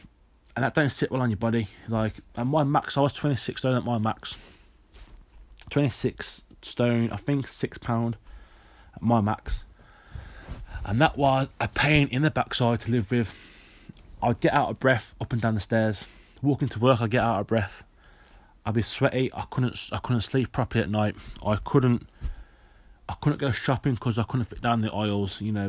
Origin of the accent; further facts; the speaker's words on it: United Kingdom; obviously because I'm British and he's British